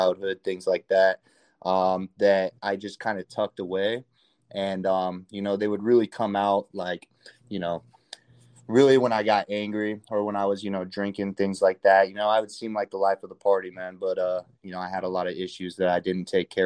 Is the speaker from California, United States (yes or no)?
yes; California, United States; moved away as an adult; also born or lived in Hawaii; I was born and raised in California